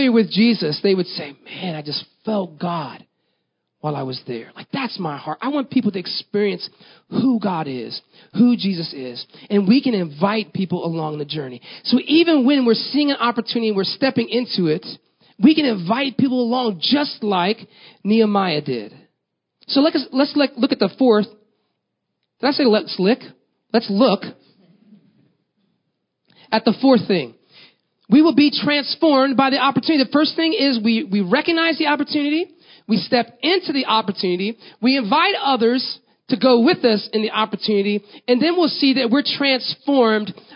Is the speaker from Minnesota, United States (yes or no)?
no; Tampa, Florida, United States; moved away; also born or lived in Texas; I grew up in Florida, Tampa, in fact